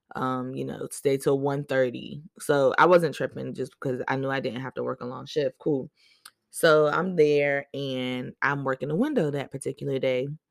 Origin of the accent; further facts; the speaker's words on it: Boston, Massachusetts, United States; now in Virginia, United States; I was born in Boston, but I live in V